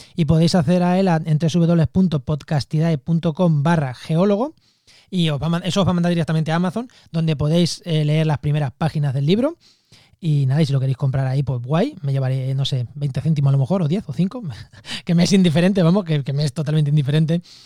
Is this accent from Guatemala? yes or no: no; Spain; soy español